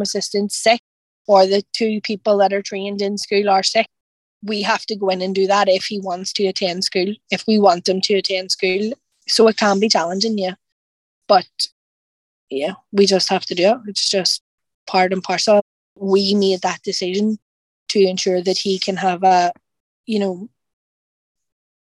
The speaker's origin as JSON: {"language": "English", "region": "Northern Ireland", "country": "United Kingdom", "said": "we're from Northern Ireland"}